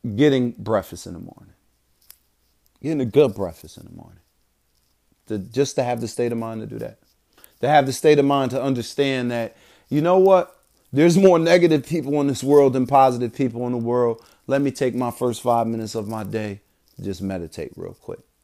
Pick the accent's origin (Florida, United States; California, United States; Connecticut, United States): Connecticut, United States; Bridgeport; moved away; growing up in Bridgeport, Connecticut